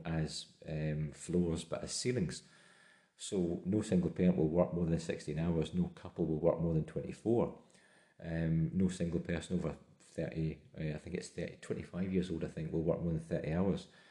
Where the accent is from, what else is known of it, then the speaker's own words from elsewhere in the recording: Scotland, United Kingdom; as a Scot